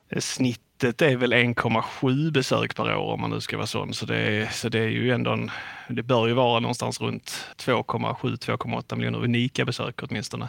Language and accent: Swedish; Skåne, Sweden; accent: Scanian; moved away as an adult; now in Halmstad, Sweden; om det är någon som hör min dialekt så tänker jag att man inte tänker spontant att jag är en hallänning, utan jag är ju ganska mycket skåning